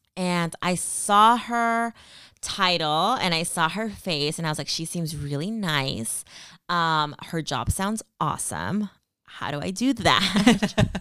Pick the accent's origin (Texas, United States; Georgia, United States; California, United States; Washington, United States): California, United States; Stockton; moved away as an adult; also born or lived in Peru (ancestry); now in Bay Area, United States; I was born in the Bay Area, but raised in the Central Valley in Stockton, California